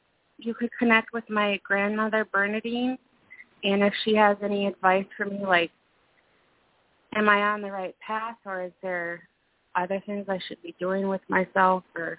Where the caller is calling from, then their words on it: Minnesota, United States; calling from Minnesota.